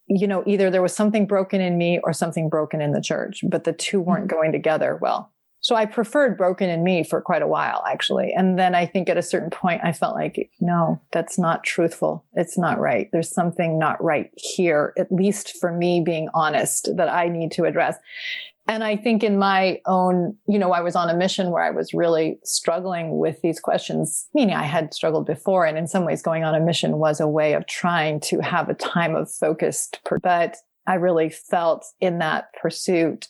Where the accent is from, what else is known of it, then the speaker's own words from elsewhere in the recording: Vermont, United States; I grew up in Vermont in a very small branch